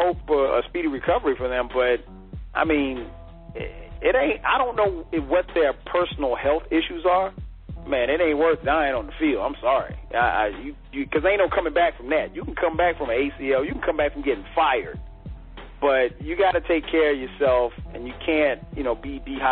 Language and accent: English; the South, United States; we're from the South